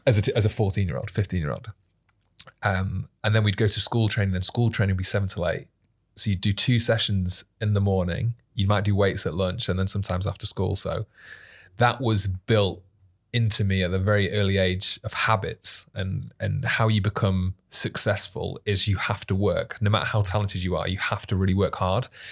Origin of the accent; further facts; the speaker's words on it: Manchester, North West England, United Kingdom; Born and bred in Manchester, very proudly